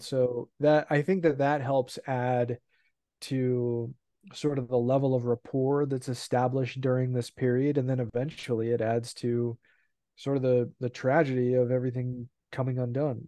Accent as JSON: {"language": "English", "region": "California", "country": "United States", "tie": "born or raised there", "said": "I was born in California"}